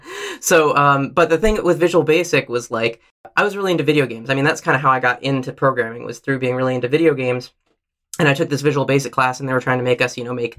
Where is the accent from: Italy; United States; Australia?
United States; Princeton, New Jersey; also born or lived in Minnesota / Oregon / California; I was born in Minnesota, but moved to Oregon when I was 1 year old and lived in Oregon through the end of elementary school in a suburb of Portland, Oregon. Then moved to Princeton, New Jersey for middle school and high school.